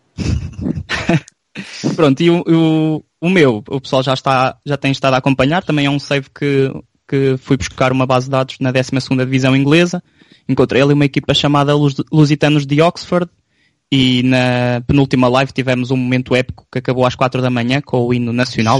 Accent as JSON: {"language": "Portuguese", "town": "São João da Pesqueira", "region": "Norte", "country": "Portugal", "said": "Nós somos São João da Pesqueira"}